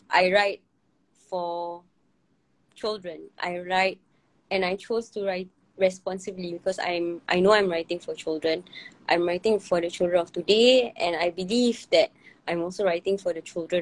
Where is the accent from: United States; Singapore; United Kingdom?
Singapore; as a Singaporean community